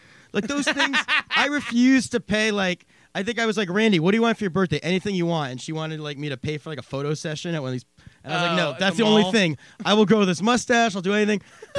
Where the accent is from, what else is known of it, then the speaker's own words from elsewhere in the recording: Pennsylvania, United States; I grew up in Pennsylvania where, like, I was just used to everyone assuming you celebrate Christmas